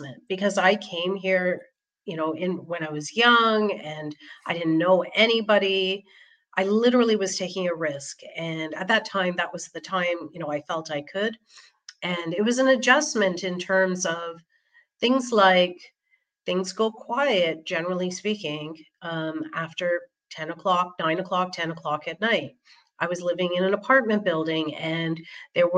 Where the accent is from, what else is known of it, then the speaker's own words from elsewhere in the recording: Toronto, Ontario, Canada; moved away as an adult; now in Switzerland; born and brought up in Toronto, Canada